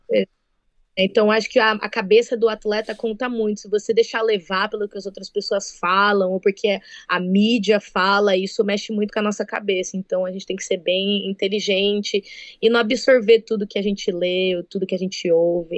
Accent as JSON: {"language": "Portuguese", "town": "Birigui", "region": "São Paulo", "country": "Brazil", "moved": "as an adult", "lives_now": "United States", "said": "Eu sou de Birigui, a cidade do calçado infantil"}